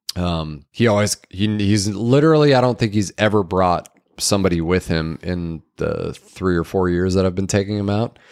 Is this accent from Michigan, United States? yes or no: no; Wisconsin, United States; I grew up catching in Wisconsin